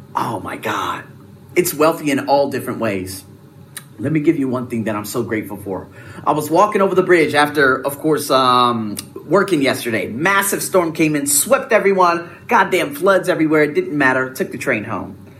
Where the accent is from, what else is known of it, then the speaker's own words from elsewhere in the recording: United States; I'm American